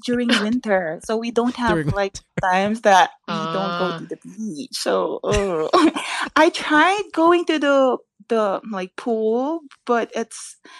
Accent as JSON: {"language": "English", "country": "Philippines", "said": "I'm a Filipina and I have the heritage"}